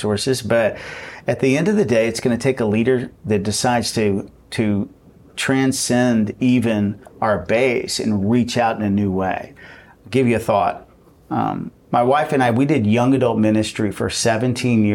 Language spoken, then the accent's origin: English; Texas, United States; I'm from Texas.